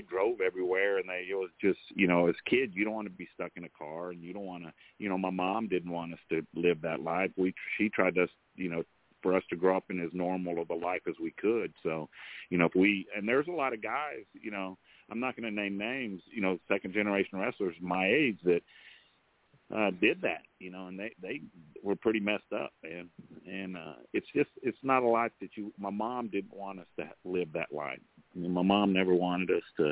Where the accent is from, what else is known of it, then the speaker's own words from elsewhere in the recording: Austin, Texas, United States; also born or lived in San Marcos, Texas; when we first moved to Austin, Texas, I was born in San Marcos. And when we moved to Austin, you know, my dad got real big. I think it was like the third grade